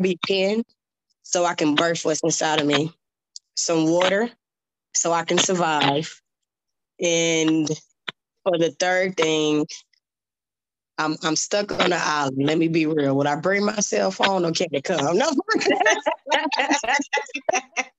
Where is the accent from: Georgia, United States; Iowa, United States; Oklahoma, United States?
Georgia, United States; In my hometown, Georgia always get the show first